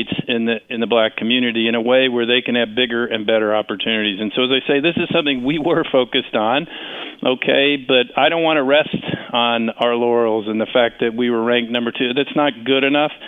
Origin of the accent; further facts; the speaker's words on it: Washington, District of Columbia, United States; my hometown of Washington